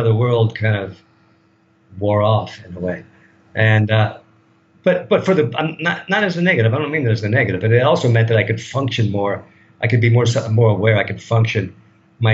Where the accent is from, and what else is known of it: United States; moved away as an adult; now in Thailand